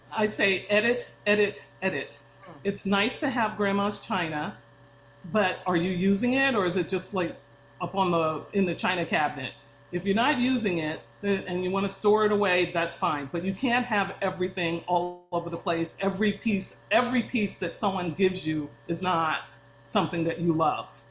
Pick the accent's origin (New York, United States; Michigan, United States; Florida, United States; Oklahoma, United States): New York, United States; Long Island; moved away as an adult; now in San Diego, United States; I grew up in New York